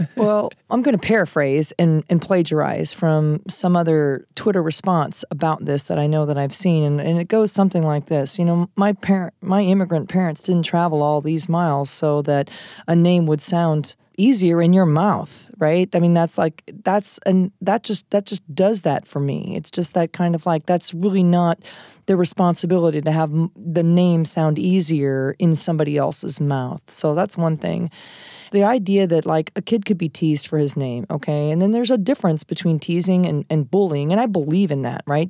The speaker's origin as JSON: {"language": "English", "region": "Iowa", "country": "United States", "moved": "yes", "said": "I'm from Iowa originally"}